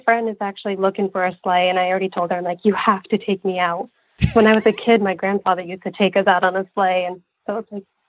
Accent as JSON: {"language": "English", "region": "Vermont", "country": "United States", "said": "I am from Vermont."}